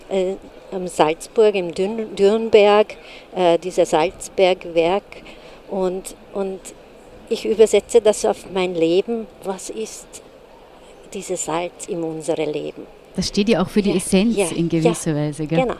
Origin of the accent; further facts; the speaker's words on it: Hungary; German is a second language; now in Austria; Ich komme aus Ungarn.